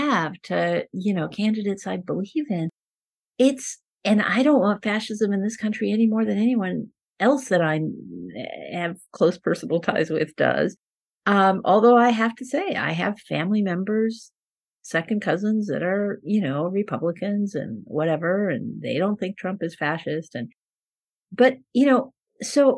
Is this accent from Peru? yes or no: yes; Peru; first language Spanish; English is a second language; moved away; I was born in Peru. My Spanish is my first language.